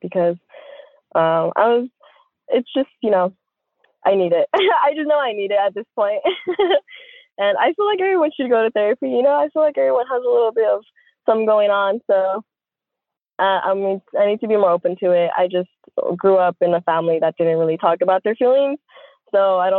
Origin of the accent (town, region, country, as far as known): United States; born or raised there; also born or lived in Mexico